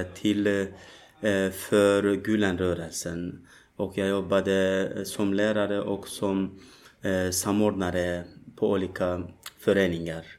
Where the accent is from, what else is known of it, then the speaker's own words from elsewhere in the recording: Turkey; Swedish is a second language; moved away as an adult; now in Malmö, Sweden; jag kommer från Turkiet eh, för eh, snart tre år sedan. Jag var tvungen att fly ur mitt hemland